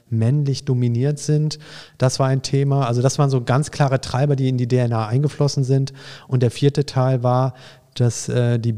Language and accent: German; Düsseldorf, North Rhine-Westphalia, Germany; sodass ähm, ich als Düsseldorfer, wenn ich nach Frankfurt komme, sofort Anschluss finde